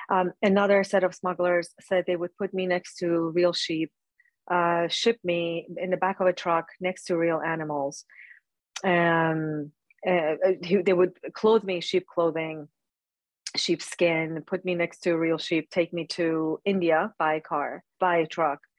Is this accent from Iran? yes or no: yes; Iran; I was born and raised in Iran, and uh, as a Christian and ethnically as an Assyrian, um, we faced harsh treatment uh, with the fall of Shah in 1979.